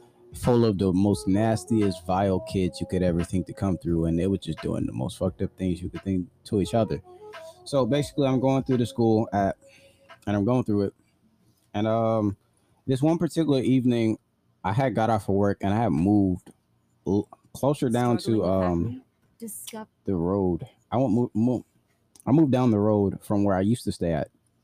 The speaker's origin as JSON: {"language": "English", "town": "Brooklyn", "region": "New York", "country": "United States", "said": "I'm from Brooklyn. The hardest ever."}